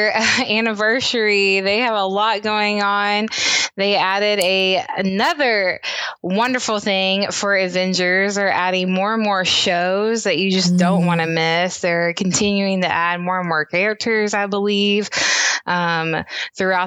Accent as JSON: {"language": "English", "town": "Memphis", "region": "Tennessee", "country": "United States", "said": "I am from Memphis, Tennessee"}